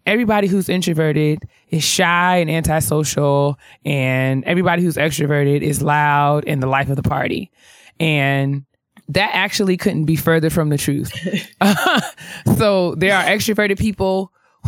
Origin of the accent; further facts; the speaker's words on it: White Plains, New York, United States; moved away; I'm from New York, or because I'm from, you know, White Plains in New York